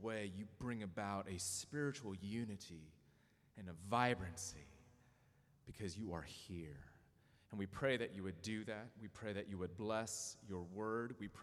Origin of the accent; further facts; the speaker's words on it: Southern California, United States; also born or lived in Dayton, Ohio; I was born in Dayton, Ohio, to two immigrants from South Korea, and raised in a culturally Korean home in Southern California